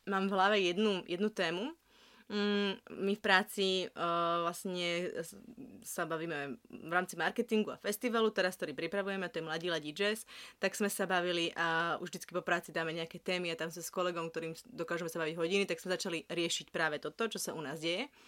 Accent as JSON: {"language": "Slovak", "country": "Slovakia", "moved": "yes", "lives_now": "Prague, Czech Republic"}